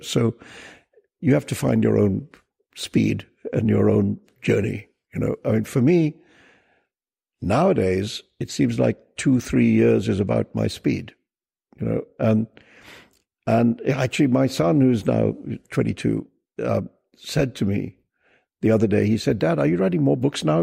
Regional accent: India; also born or lived in Pakistan / United Kingdom; now in New York City, United States; I was born and raised in India and then I spent a lot of time in the UK. And for the last 20 years, I've lived in New York City.

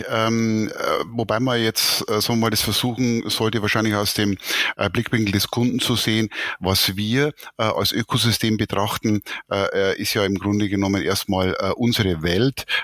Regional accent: Bavaria, Germany; ich bin Oberpfälzer äh, und äh, bin hier äh, in äh, Bayern sozusagen geboren, äh, 57 Jahre alt

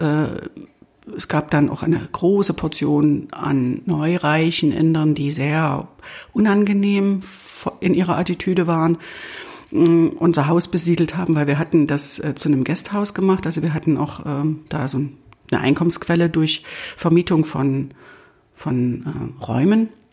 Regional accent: East Germany, Germany; wie man ja unschwer hört, äh, bin ich im Osten aufgewachsen und war gerade 20 geworden, als die Mauer fiel

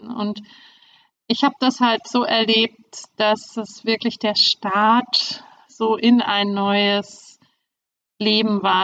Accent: Germany; moved away as an adult; now in Hamburg, Germany; Ich bin äh, in der DDR aufgewachsen

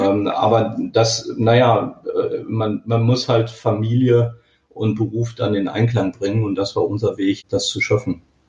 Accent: Dortmund, North Rhine-Westphalia, Germany; Ich bin Kind des Ruhrgebiets, äh, in Dortmund geboren und äh, ich wohne auch immer noch auf der Grenze zu Dortmund

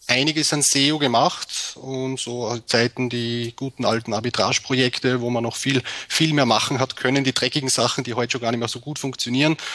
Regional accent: Austria; Ich meine, bei uns in Österreich ist die Situation ja ein bisschen anders als bei euch in Deutschland.

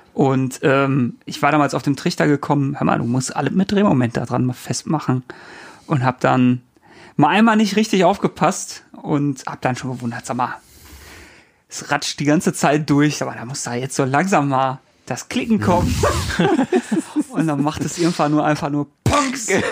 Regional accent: North Rhine-Westphalia, Germany; Ich komme ja, komm aus NRW

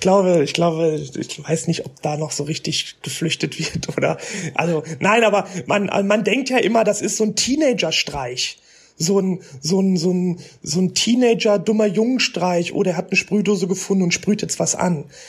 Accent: Ruhr area, North Rhine-Westphalia, Germany; im Ruhrgebiet, da wo ich herkomme

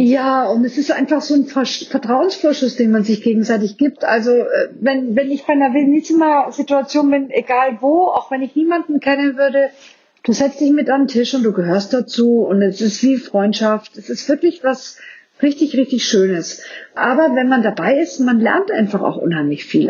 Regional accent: Franconia, Bavaria, Germany; bei uns in Franken

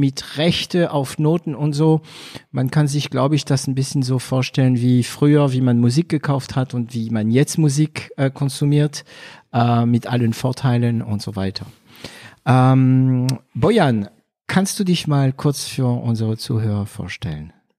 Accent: France; German is a second language; moved away; als Franzose

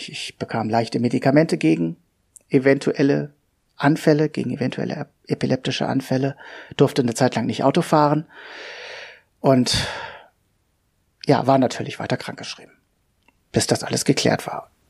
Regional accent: Hanover, Lower Saxony, Germany; Wer bin ich? Ja … ich bin 46 äh, Jahre alt, ich komme aus Hannover.

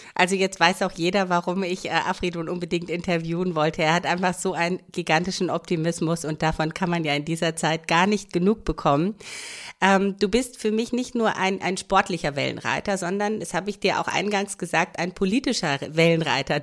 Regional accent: Romania; now in Germany; Ich komme nur aus Rumänien.

